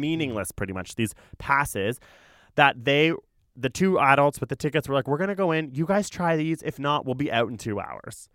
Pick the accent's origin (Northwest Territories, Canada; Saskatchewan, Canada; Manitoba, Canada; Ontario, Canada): Ontario, Canada; Toronto; I actually grew up in what it was called East York.